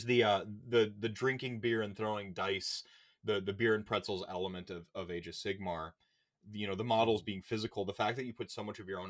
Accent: Milwaukee, Wisconsin, United States; moved away; I don't live in my hometown anymore. I don't live in Milwaukee where I just, you know, I love, where all my friends kind of are.

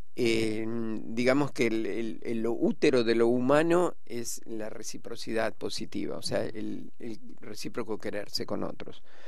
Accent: Rosario, Santa Fe, Argentina; moved away; yo, soy de Rosario, ¿no? Y, y fui a Rosario, fui a la catedral que era que un lugar donde en la infancia iba siempre

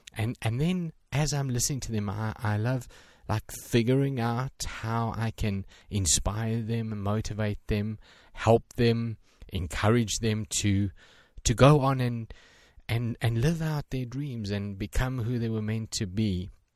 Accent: South Africa; I'm from South Africa

